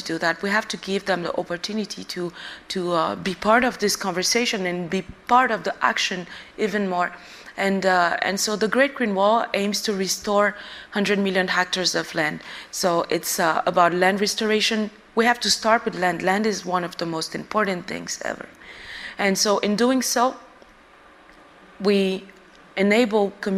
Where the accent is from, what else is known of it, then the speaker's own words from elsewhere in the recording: Bamako, Mali; I was born and I grew up in the capital of Mali